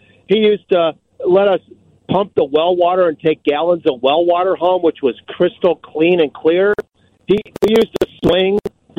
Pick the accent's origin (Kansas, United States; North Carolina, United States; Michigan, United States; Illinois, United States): Illinois, United States; Glenview; I grew up in Glenview. I grew up on Burton Terrace, which is the street that is just north of the farm.